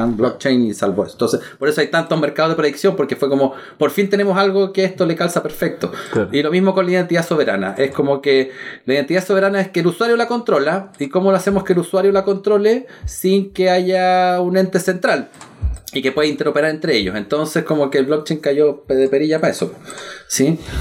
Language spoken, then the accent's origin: Spanish; Chile; soy chileno